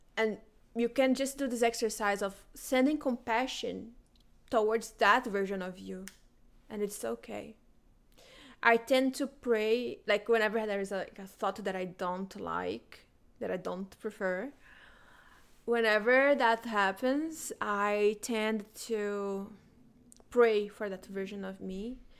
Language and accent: English; Brazilian Amazon, Brazil; moved away; I am originally from the Brazilian Amazon